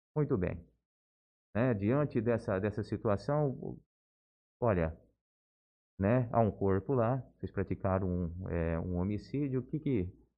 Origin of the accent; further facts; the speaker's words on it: Álvaro de Carvalho, São Paulo, Brazil; moved away as an adult; also born or lived in Bauru; now in Jales, Brazil; na mesma cidadezinha de onde eu venho, né, uma pequena cidade, região de Marília é, Álvaro de Carvalho